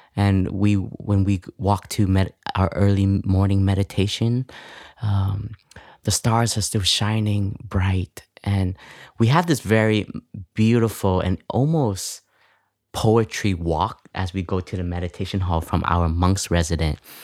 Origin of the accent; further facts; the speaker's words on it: Toronto, Ontario, Canada; English is a second language; moved away; I was raised in Canada, in Toronto, and coming from an immigrant family